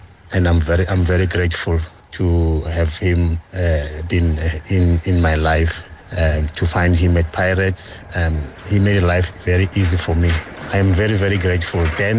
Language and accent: English; Pretoria, Gauteng, South Africa; when you are a Pretoria guy coming to Pretoria, from Pretoria to Joburg